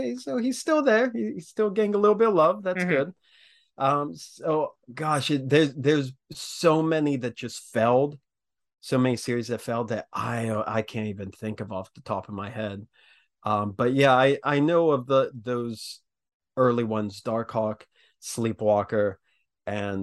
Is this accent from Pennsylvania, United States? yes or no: yes; small town north of Pittsburgh, Western Pennsylvania, United States; I'm from Western Pennsylvania, just north of Pittsburgh